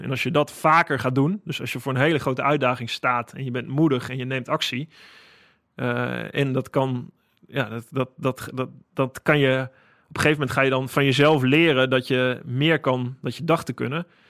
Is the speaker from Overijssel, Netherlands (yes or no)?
yes; Holten, Overijssel, Netherlands; moved away; also born or lived in Friesland; Holte, waar ik vandaan kom, in het oosten van het land